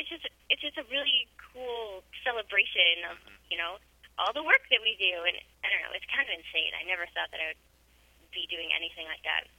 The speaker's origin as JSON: {"language": "English", "region": "Connecticut", "country": "United States", "tie": "born or raised there", "also_born_or_lived": "New York", "said": "I grew up in Connecticut"}